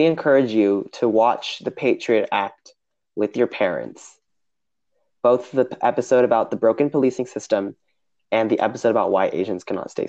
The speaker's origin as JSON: {"language": "English", "country": "United States", "tie": "born or raised there", "said": "growing up in America"}